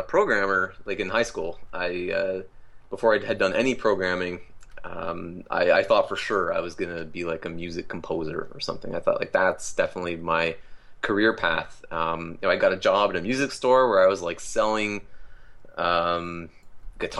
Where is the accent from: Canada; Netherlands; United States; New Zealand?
Canada; as a Canadian